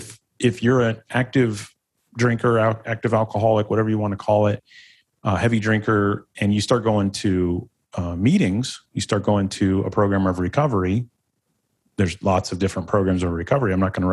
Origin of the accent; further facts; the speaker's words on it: Ohio, United States; born there; I don't want to start it like, oh, I was born in Northeastern Ohio.